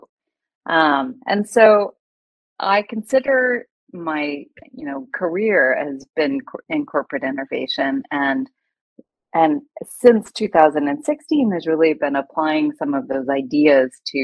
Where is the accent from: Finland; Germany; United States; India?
United States; moved away as an adult; now in Hong Kong; I've lived in Hong Kong for 2 decades, but I'm originally American